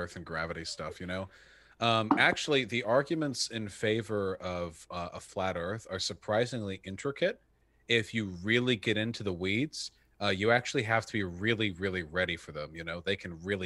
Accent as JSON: {"language": "English", "country": "United States", "said": "I'm American"}